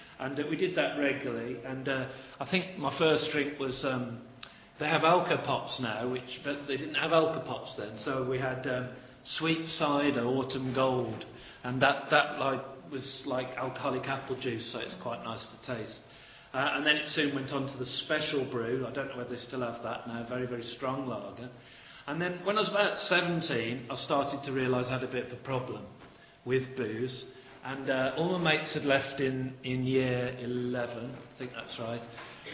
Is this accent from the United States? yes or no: no; Birmingham, West Midlands, United Kingdom; moved away as an adult; now in Stoke-on-Trent, United Kingdom; I am a Brummie by trade, Birmingham